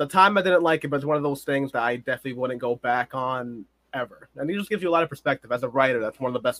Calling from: Massachusetts, United States; Well, right now, I'm actually not too far from Boston. That's where I went to college. It's where I've been posted up for a bit. But I've moved around a lot in life.

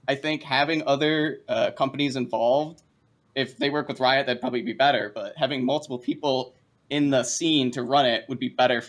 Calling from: Rochester, New York, United States; Hi, I'm calling from Rochester, New York.

